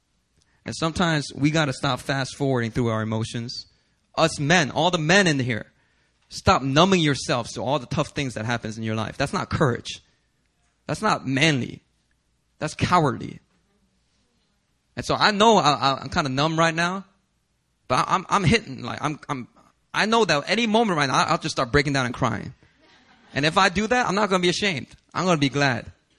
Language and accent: English; United States; as an American citizen, I'm praying for America.